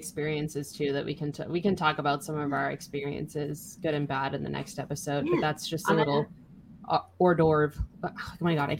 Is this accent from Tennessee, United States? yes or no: no; Boston, Massachusetts, United States; I am from Boston.